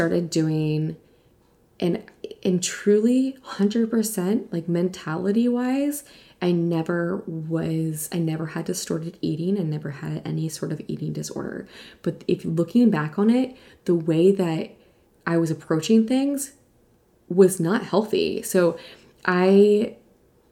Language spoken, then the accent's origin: English; East Coast, United States; moved away as an adult; also born or lived in New York City / Virginia; now in California, United States; I grew up on the East Coast